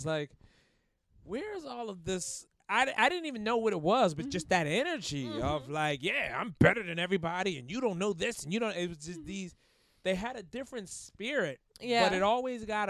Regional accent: Philadelphia, Pennsylvania, United States; I grew up in Philly

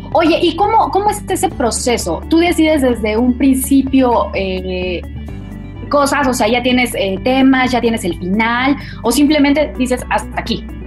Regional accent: Mexico; yo, yo soy mexicana

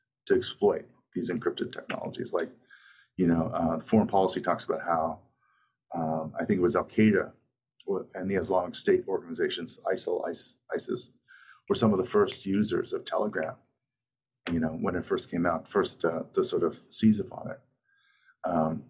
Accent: Canada; now in Brooklyn, United States; I'm from Canada originally

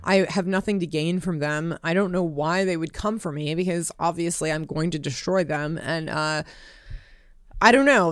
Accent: Los Angeles, California, United States; moved away as an adult; also born or lived in Nevada; I grew up in Hollywood

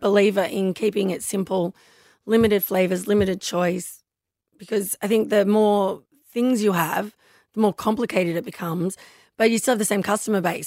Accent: Newcastle, New South Wales, Australia; I grew up in Newcastle

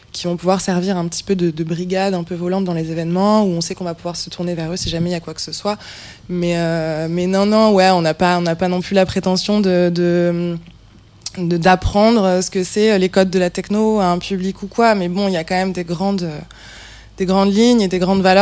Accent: Toulouse, Occitania, France; Moi, je venais, de, je venais de Toulouse et je suis arrivée à Paris.

